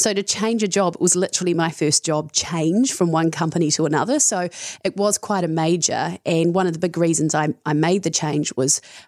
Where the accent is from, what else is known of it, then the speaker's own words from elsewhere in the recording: Tarurutangi, Taranaki, New Zealand; So I grew up on a dairy farm in Taranaki, which is about, it's a place called Tarurutangi, which is 10 minutes out of New Plymouth.